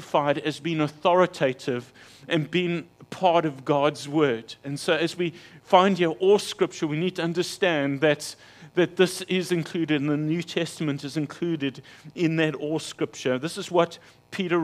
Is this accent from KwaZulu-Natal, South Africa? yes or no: no; King William's Town, Eastern Cape, South Africa; moved away; my hometown of King Williamstown